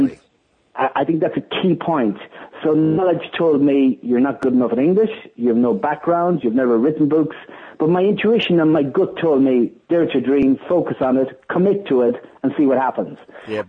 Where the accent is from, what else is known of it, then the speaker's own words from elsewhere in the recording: Ireland; being an Irish person